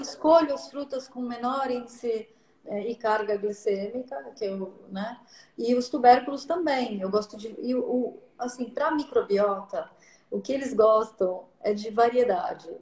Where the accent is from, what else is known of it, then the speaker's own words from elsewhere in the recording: São Paulo, Brazil; eu sou de São Paulo